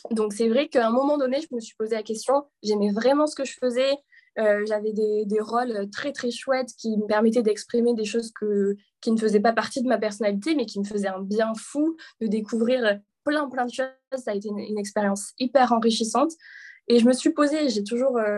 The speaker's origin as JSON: {"language": "French", "area": "a small village near Avignon", "region": "Provence-Alpes-Côte d'Azur", "country": "France", "tie": "born or raised there", "also_born_or_lived": "Paris", "moved": "as an adult", "said": "de la France, d'un petit village dans le sud à quelques kilomètres d'Avignon."}